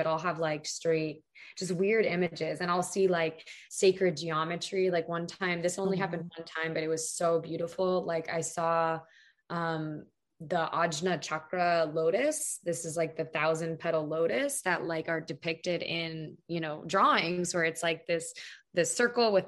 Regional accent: Pennsylvania, United States; now in Arizona, United States; I was born in Pennsylvania

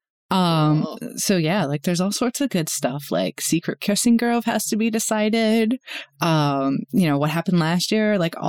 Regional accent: Northeast, United States; moved away; I grew up in Northeast, like in the Northeast

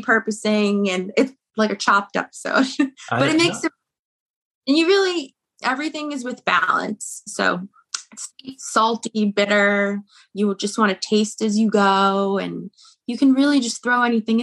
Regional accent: New Jersey, United States; I'm from New Jersey

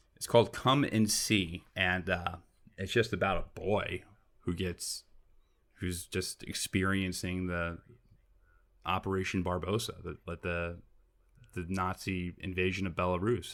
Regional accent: New York, United States; I'm from New York and, you know, we're used to this, like, metropolis

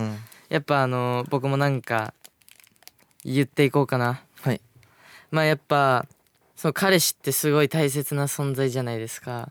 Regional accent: Fukuoka, Japan; 僕、福岡 出身

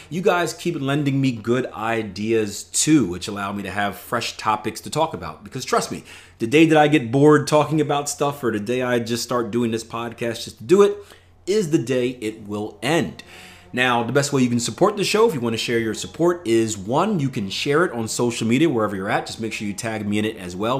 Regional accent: Philadelphia, Pennsylvania, United States; I come from Philadelphia, P

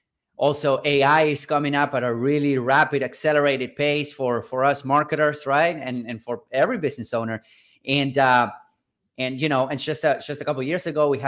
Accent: Buenos Aires, Argentina; I'm originally from Buenos Aires, from Argentina and South America, right? I was born and raised here in a kind of a middle-class family in a third world country

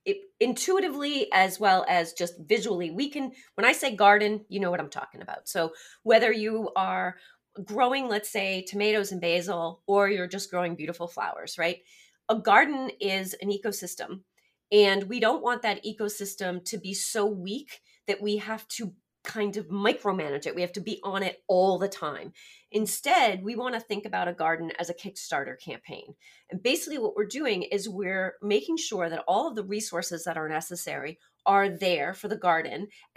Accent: Massachusetts, United States; I hail from Massachusetts.

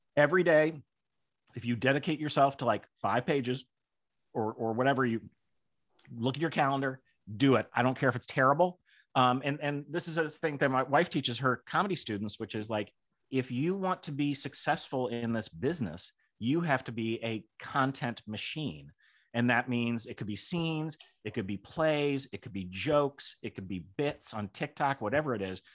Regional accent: Kenilworth, Illinois, United States; I grew up in Kenneworth, Illinois, which could not have been more Republican.

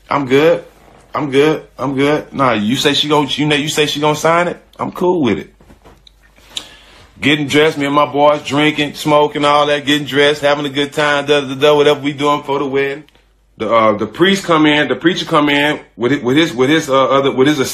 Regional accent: Port Arthur, Texas, United States; I'm from Texas. I'm from Port Arthur, which is an hour from Houston

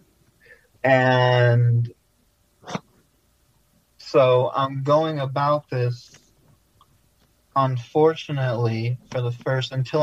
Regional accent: Flint, Michigan, United States; I am in Flint right now, where I was born and raised.

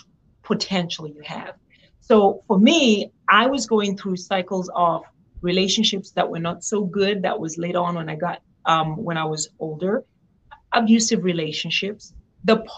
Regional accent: Zimbabwe; moved away as an adult; now in United States; I was born and raised in Zimbabwe

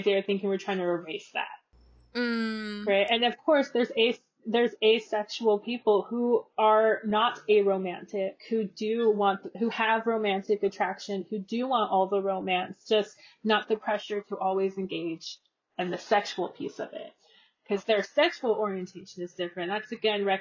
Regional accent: California, United States; I'm from California

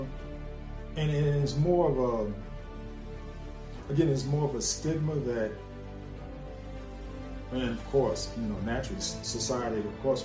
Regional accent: New York City, New York, United States; I recall growing up, say about the age of around 5 or 6, growing up in the Bronx, New York

